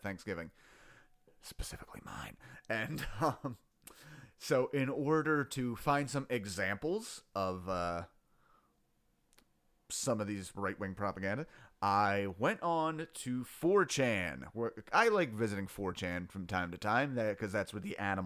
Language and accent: English; Voorhees, New Jersey, United States; I was born in 1986 in Voorhees Hospital, New Jersey